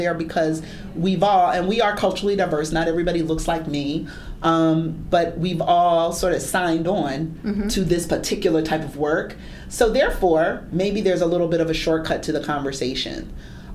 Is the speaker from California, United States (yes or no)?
no; Philadelphia, Pennsylvania, United States; Philadelphia, my hometown.